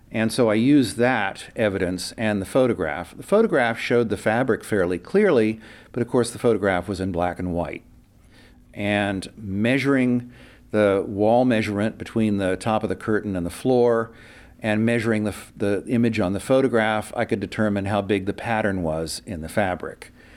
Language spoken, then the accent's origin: English; Urbana, Ohio, United States; moved away as an adult; now in San Francisco Bay Area, United States; I'm from Ohio originally